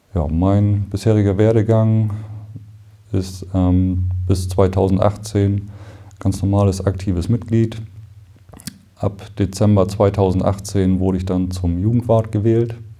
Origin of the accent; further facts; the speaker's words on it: Northern Germany, Germany; als Norddeutscher